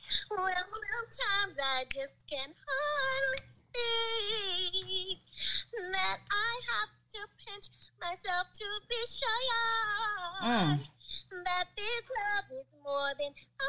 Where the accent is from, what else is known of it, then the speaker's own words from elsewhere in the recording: California, United States; I'm African-American from California.